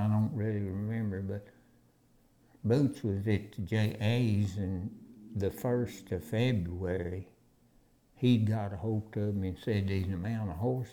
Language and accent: English; near Pampa, Texas Panhandle, United States; living out on the ranch like that, we didn't go to town much